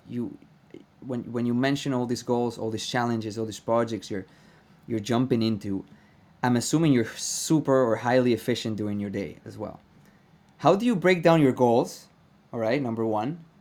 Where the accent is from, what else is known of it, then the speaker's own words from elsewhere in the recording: Venezuela; I am Venezuelan